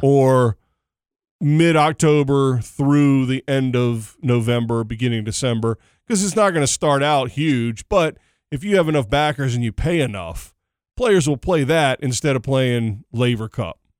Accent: Dallas, Texas, United States; I'm from Dallas.

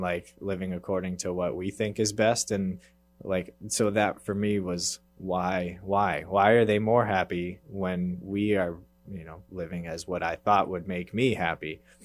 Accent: Worcester, Massachusetts, United States; I grew up in Worcester, actually, so not quite in the Boston area, but, uh, local enough, and I grew up there

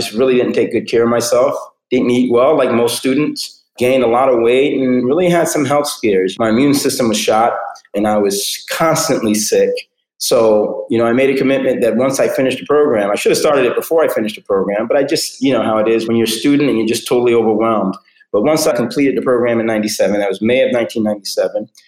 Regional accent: New York City, New York, United States; now in Fort Lauderdale, United States; I grew up in New York City, the New York City area

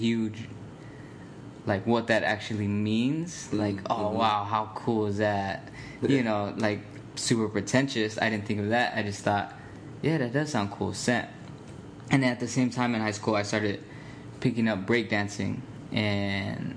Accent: Phoenix, Arizona, United States; now in Chicago, United States; I grew up there. I grew up in Phoenix

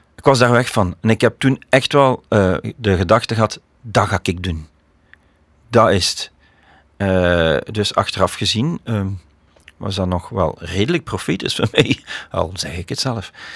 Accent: Leopoldsburg, Flanders, Belgium; also born or lived in Koersel, Beringen; wij woonden eigenlijk in Leopoldsburg.

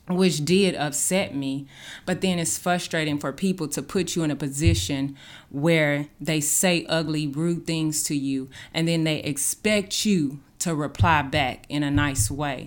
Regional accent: Dallas, Texas, United States; moved away as an adult; now in Branson, United States; I came from Dallas. I came from the south side of Dallas

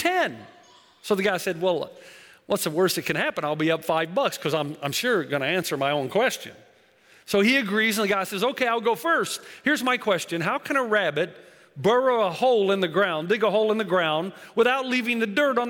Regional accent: Tennessee, United States; also born or lived in Africa / New Zealand; now in California, United States; originally I'm from Tennessee. I'm a southern boy, so going out and living there has been a whole new world

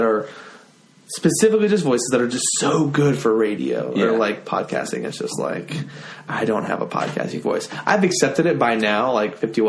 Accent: southern Utah, United States; now in Richmond, United States; I grew up in southern Utah.

